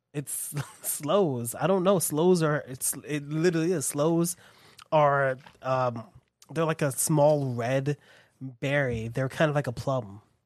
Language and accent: English; United States; being American and living here